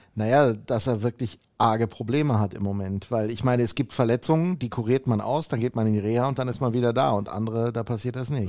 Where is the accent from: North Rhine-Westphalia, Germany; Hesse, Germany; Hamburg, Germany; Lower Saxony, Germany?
North Rhine-Westphalia, Germany; bei uns in Nordrhein-Westfalen